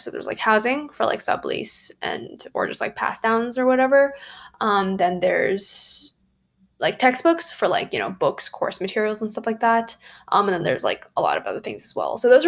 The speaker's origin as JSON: {"language": "English", "region": "California", "country": "United States", "moved": "as an adult", "lives_now": "Chicago, United States", "said": "I'm from California"}